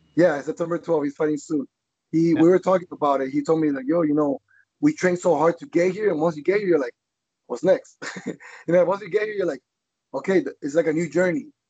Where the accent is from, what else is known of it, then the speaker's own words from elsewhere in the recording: Colombia; now in Florida, United States; I'm from Colombia.